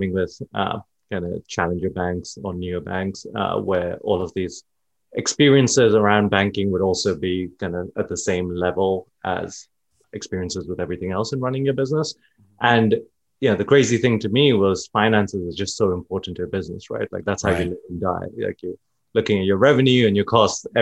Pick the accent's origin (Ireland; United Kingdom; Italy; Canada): United Kingdom; London; moved away as an adult; now in San Francisco, United States; I grew up in London. Then I moved to San Francisco